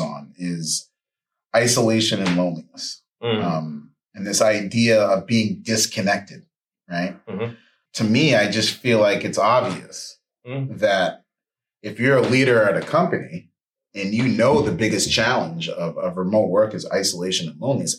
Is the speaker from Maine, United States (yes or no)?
yes; Bangor, Maine, United States; now in Atlanta, United States; I'm from Bangor, Maine, currently in the ATL